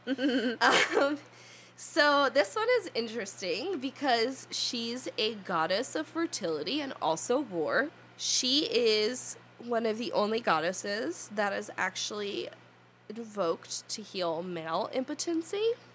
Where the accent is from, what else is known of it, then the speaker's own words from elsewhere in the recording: New Jersey, United States; I was born here. I'll probably die here. And this is how my accent sounds.